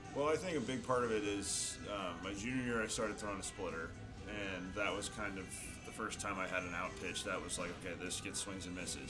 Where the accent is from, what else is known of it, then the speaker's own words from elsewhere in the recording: Chico, California, United States; I'm from Chico, so it was kind of always my hometown team